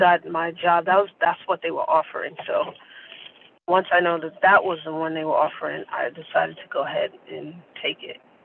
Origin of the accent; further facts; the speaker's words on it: New York City, New York, United States; live in Queens and I am from Queens, born and raised